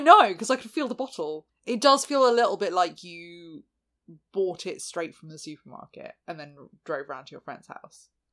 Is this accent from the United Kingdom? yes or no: yes; United Kingdom; we are an English speaking country